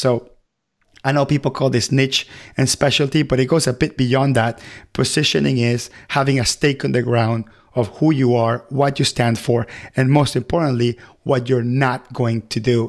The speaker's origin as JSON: {"language": "English", "country": "Venezuela", "tie": "born or raised there", "moved": "yes", "lives_now": "United States", "said": "I come from Venezuela, and I remember when I used to live there"}